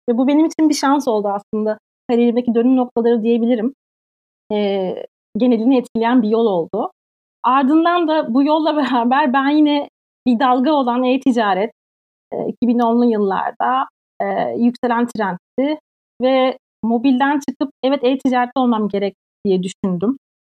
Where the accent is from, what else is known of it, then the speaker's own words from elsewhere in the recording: Turkey; moved away as an adult; now in Sweden; bir Türk olarak şu an burada